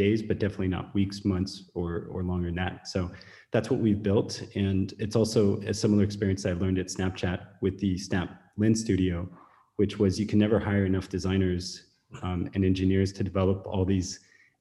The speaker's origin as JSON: {"language": "English", "area": "Silicon Valley", "region": "California", "country": "United States", "tie": "born or raised there", "also_born_or_lived": "Beijing, China", "moved": "as an adult", "said": "I was born in Silicon Valley, recruited to go to China and worked in Beijing for 8 years"}